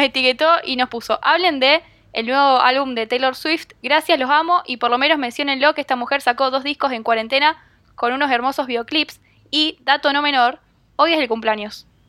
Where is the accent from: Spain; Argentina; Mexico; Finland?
Argentina; nos golpea como argentinos